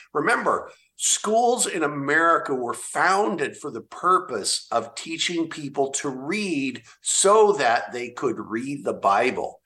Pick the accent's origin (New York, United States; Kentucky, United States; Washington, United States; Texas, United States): Washington, United States; Olympia; my home state of Washington